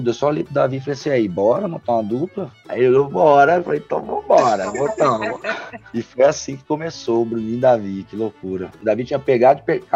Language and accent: Portuguese; São Paulo, Brazil; moved away as an adult; Imagina, eu com 20 anos, tipo assim, meu Deus, saí de São Paulo, de Campo